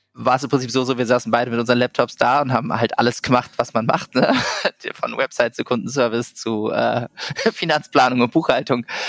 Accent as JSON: {"language": "German", "region": "Berlin", "country": "Germany", "also_born_or_lived": "Vienna, Austria", "moved": "as an adult", "said": "ich komme ursprünglich aus Berlin"}